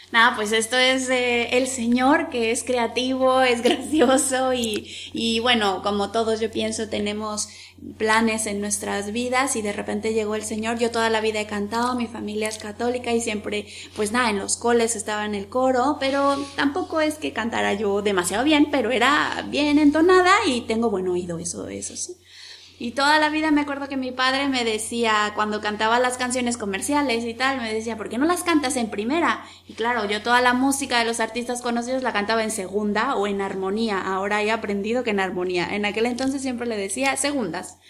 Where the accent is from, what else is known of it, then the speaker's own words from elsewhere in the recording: Mexico; como los mexicanos que nos llamamos siempre con Guadalupe